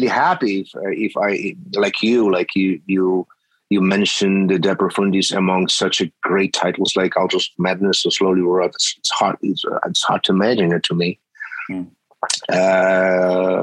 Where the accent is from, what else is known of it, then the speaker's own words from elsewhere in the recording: Poland; we are from Poland, from a different part of the world